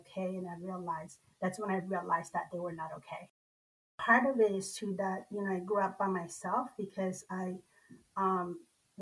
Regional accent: Nicaragua; moved away; The part of the culture that I grew up in Nicaragua

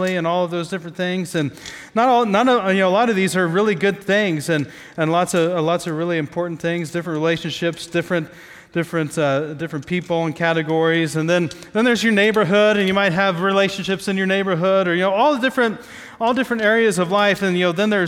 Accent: Midwest, United States; I grew up in the Midwest

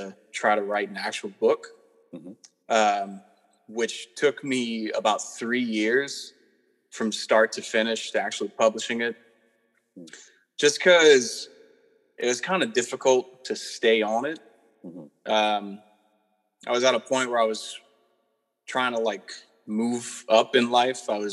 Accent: Southern Louisiana, United States; I'm from Southern Louisiana

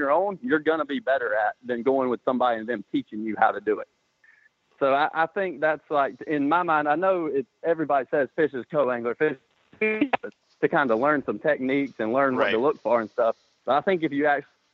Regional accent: Greenwood, South Carolina, United States; I'm from Greenwood, South Carolina, and I grew up fishing local tournaments around here with my dad

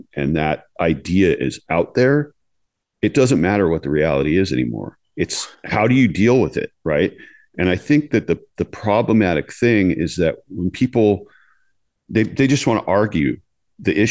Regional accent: San Francisco, California, United States; I was born and raised in San Francisco.

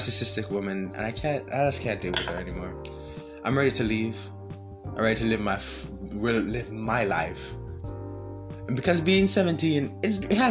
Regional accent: Jamaica; now in United States; I'm from Jamaica. I wasn't born here. I came here in 2018.

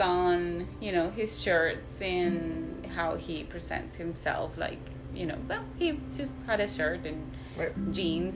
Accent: Medellín, Antioquia, Colombia; moved away; Colombia, where I am originally from. I am from Medellin

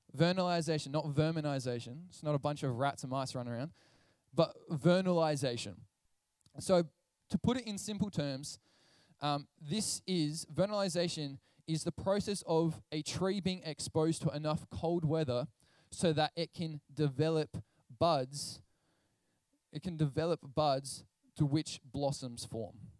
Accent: Portland, Victoria, Australia; I grew up in Portland, Victoria, which is a coastal town

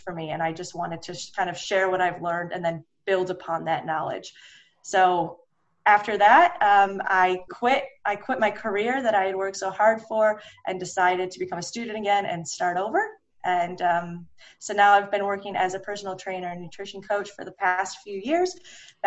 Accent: Detroit, Michigan, United States; also born or lived in Los Angeles / Sydney, Australia; Right now, I live in Detroit, Michigan, which is where I grew up

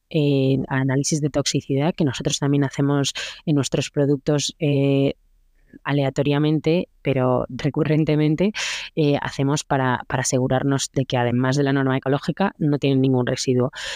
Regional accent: Spain; yo lo que soy es española

